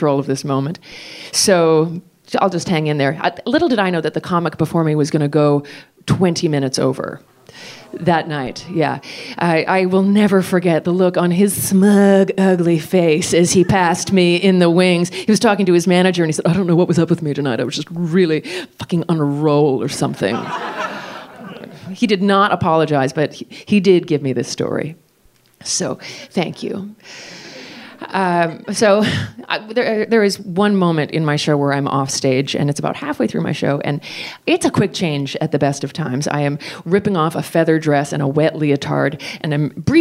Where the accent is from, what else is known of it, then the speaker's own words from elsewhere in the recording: United States; I'm American